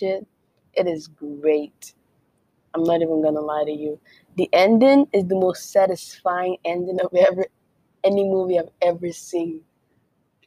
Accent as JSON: {"language": "English", "town": "Calabar", "region": "Cross River", "country": "Nigeria", "tie": "born or raised there", "accent": "Nigerian; American", "first_language": "Efik", "second_language": "English", "moved": "yes", "lives_now": "United States", "said": "I am Nigerian. I was born and raised in Nigeria. And then I moved here to the United States. So I do speak my mother tongue, which is Efik. I am Calabar Cross River babe."}